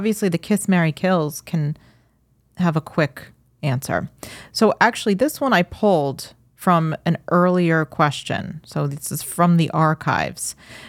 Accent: New York, United States; Just like we're both like typical Long Islanders.

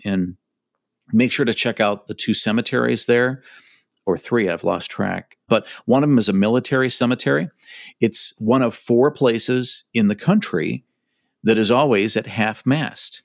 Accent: Michigan, United States; I grew up in Michigan. I've lived here all my life

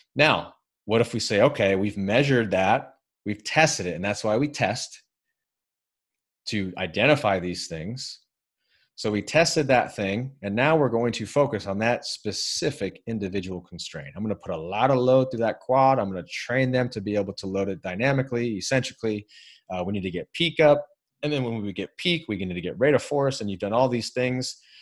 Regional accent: United States; I'm American

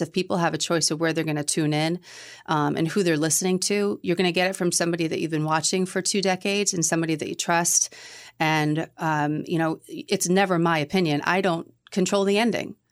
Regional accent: Middleborough, Massachusetts, United States; moved away as an adult; now in New Hampshire, United States; I grew up in Middleborough. I used to describe it as halfway between Boston and the Cape

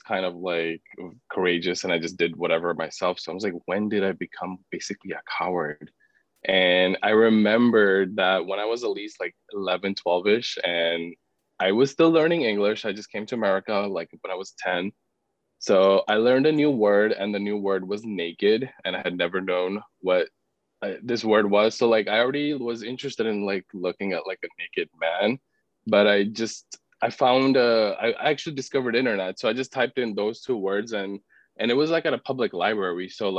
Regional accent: Pakistan; moved away; I'm from Pakistan originally. So I was born and raised in a very conservative Muslim family

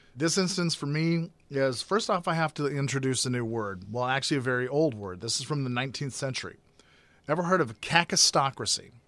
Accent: Grand Forks, North Dakota, United States; I grew up in Grand Forks, North Dakota

